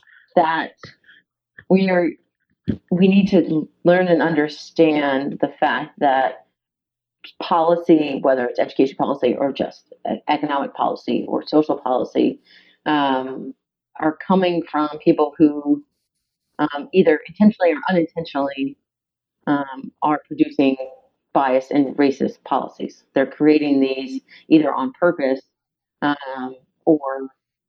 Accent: Chesterfield, Virginia, United States; I grew up in Chesterfield, which isn't any different than Hanover

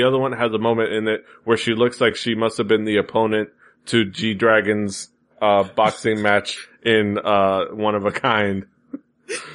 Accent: Miami, Florida, United States; here in my hometown

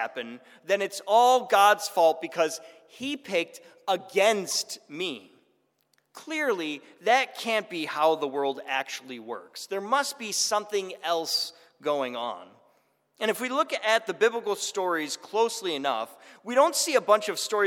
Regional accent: Buffalo, New York, United States; moved away; I grew up in Buffalo

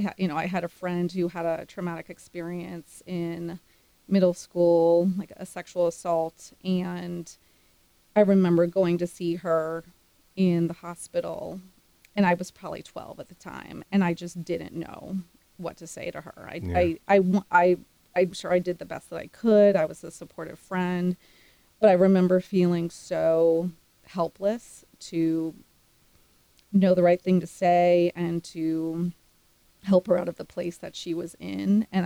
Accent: East Coast, United States; And again, I'd never been to Texas. I grew up on the East Coast.

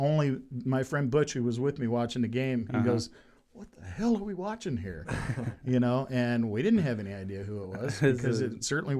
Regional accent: Louisville, Kentucky, United States; I'm from Louisville, Kentucky, so I am a fan of Lamar Jackson.

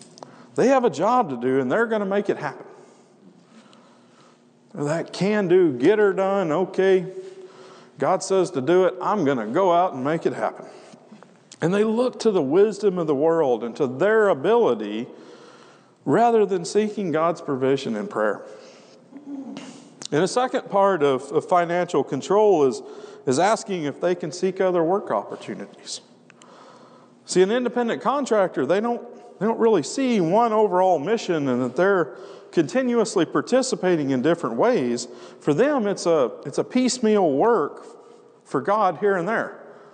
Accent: Wyoming, United States; we come from Wyoming, and man, part of the reason it's hard ground is because the locals, you got these ranchers that they're not that far removed from the pioneers that carved that country out from a wilderness.

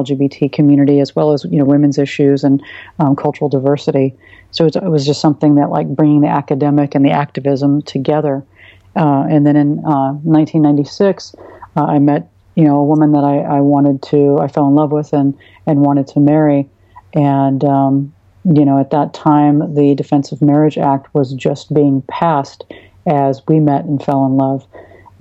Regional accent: Oregon, United States; my suburban town that I grew up in Oregon

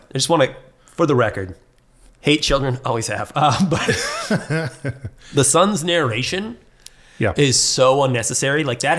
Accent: Seattle, Washington, United States; I'm not even French. I'm American. I'm from Seattle.

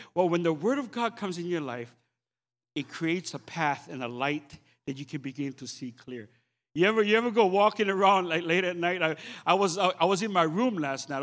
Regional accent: Oahu, Hawaii, United States; I'm, I'm from Oahu

